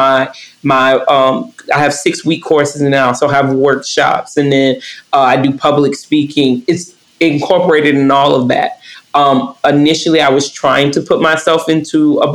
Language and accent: English; Northwest Georgia, United States; I'm from Northwest Georgia. Twerking is, we don't even really call it twerking. When I grew up, we called it booty shaking